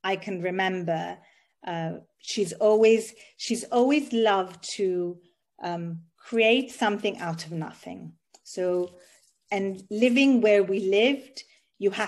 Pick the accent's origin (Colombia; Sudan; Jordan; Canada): Sudan; moved away; also born or lived in Ethiopia / Italy; I am Italian. I was born in Ethiopia, and I grew up in Sudan.